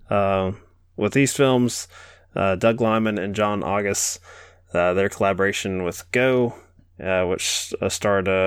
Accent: England, United Kingdom; We're uh we're from England. England. That's probably why we seem so weird to you.

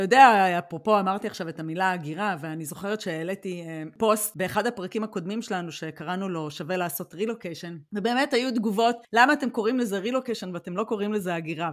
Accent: Israel; moved away as an adult; אני חוזרת לישראל

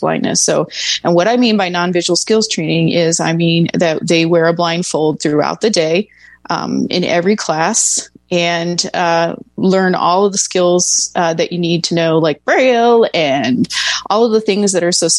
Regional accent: Dayton, Ohio, United States; now in Arizona, United States; I was born and raised in Dayton, Ohio

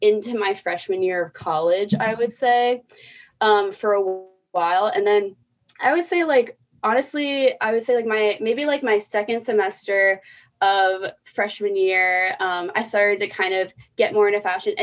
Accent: Charleston, South Carolina, United States; I grew up in Charleston, very conservative area

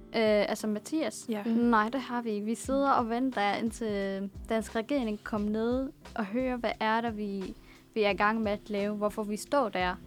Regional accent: Damascus, Damascus Governorate, Syria; Danish is a second language; now in Denmark; jeg er født i Damaskus, og jeg er opvokset der, og det er min

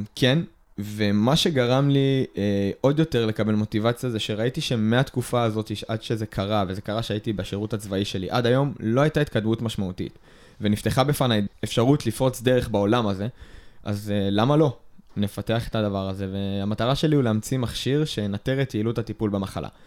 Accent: Israel; ישראלים ששירתו בצבא

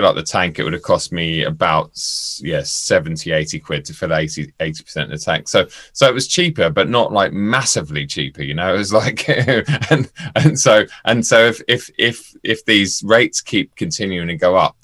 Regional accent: London, United Kingdom; moved away as an adult; I grew up in London and I moved out about 10 years ago

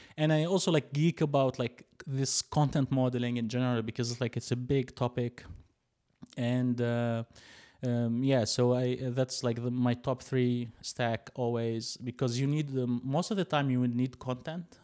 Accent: Tunisia; moved away as an adult; now in Berlin, Germany; I'm originally from Tunisia, which is like a small country in the north, uh, of Africa

